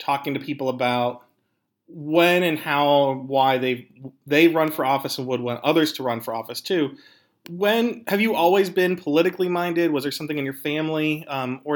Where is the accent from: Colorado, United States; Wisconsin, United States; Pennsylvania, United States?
Pennsylvania, United States; here in my home state of Pennsylvania